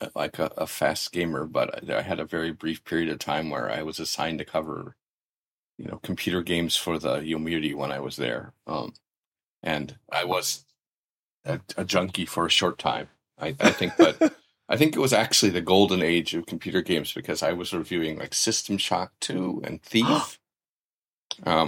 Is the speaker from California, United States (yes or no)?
no; Columbia, Missouri, United States; moved away; also born or lived in Japan; my hometown newspaper, which is the Columbia Daily Tribune